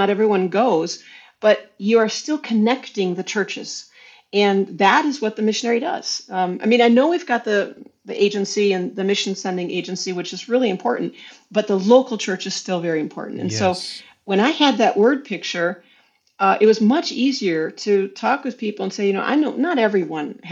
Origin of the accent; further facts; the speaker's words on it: Dallas-Fort Worth area, Texas, United States; moved away as an adult; also born or lived in Arkansas; now in Vienna, Austria; I was from the Dallas-Fort Worth area